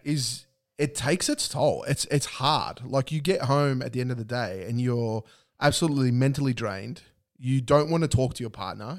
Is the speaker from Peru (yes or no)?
no; Australia; it's our birthright, um, as an Aussie to drink V B